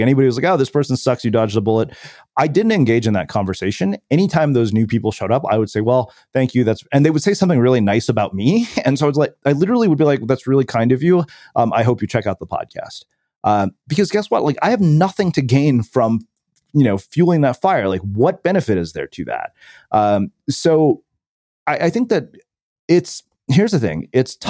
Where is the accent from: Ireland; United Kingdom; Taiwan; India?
India; growing up in India, where, you know, when our parents were growing up, their outcomes were pretty much binary.